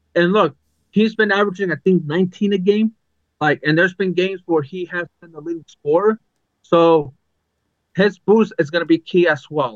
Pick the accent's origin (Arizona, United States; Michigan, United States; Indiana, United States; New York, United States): Arizona, United States; I'm from Arizona